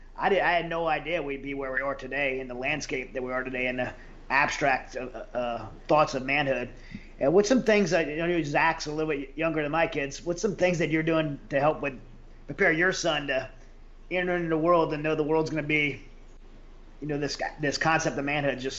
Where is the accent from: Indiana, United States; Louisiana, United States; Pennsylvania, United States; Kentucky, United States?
Louisiana, United States; I grew up in the South. I grew up in Louisiana. I grew up learning how to work hard, respect women.